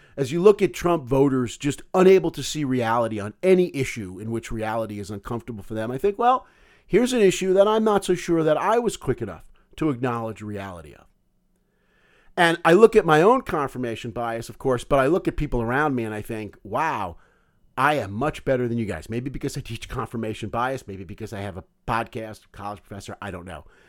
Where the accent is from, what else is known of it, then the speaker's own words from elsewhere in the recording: United States; I grew up Jewish in America